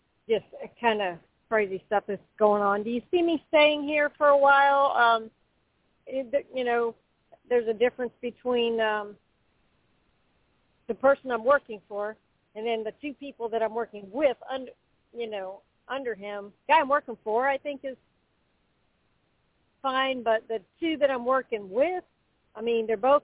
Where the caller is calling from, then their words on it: Florida, United States; in Florida, and thank you so much for taking my call.